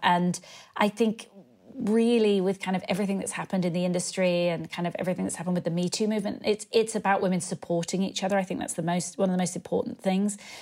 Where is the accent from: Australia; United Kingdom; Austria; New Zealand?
United Kingdom; moved away as an adult; also born or lived in London; now in Los Angeles, United States; I live in L A and, uh, being British